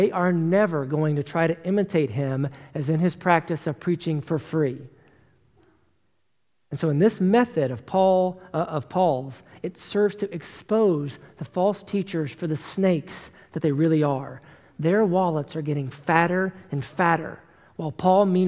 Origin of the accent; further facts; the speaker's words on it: Tennessee, United States; I was born and raised in Tennessee, as you all know, and in the South, we have a tendency to be really nice